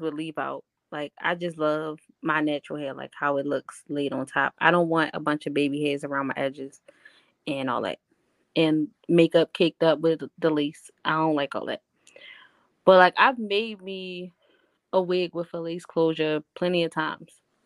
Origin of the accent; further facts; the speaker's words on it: Baltimore, Maryland, United States; I'm from Baltimore